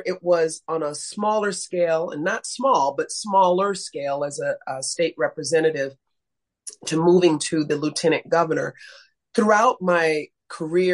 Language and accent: English; Chicago, Illinois, United States; also born or lived in Belfair, Washington / San Diego; I grew up on the south side of Chicago, and I continue to live on the south side of Chicago